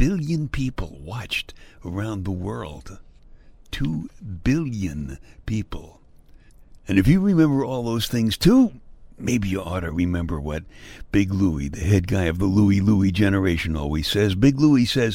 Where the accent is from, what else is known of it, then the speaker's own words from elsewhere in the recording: New York City, New York, United States; I grew up in Brooklyn, New York